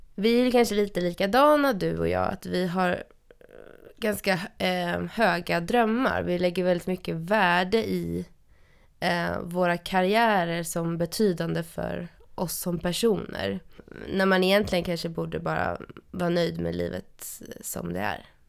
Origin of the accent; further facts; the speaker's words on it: Stockholm, Stockholm County, Sweden; jag är ju uppvuxen i Stockholm